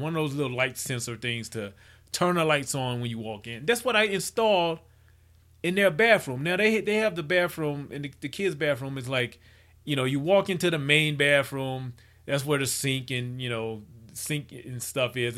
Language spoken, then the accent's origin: English; Mississippi, United States; I grew up in Mississippi